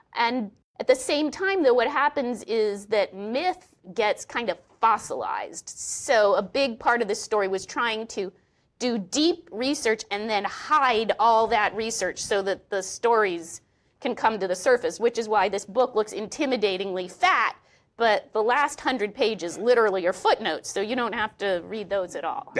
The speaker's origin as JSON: {"language": "English", "region": "Oklahoma", "country": "United States", "tie": "born or raised there", "moved": "yes", "said": "I grew up in Oklahoma"}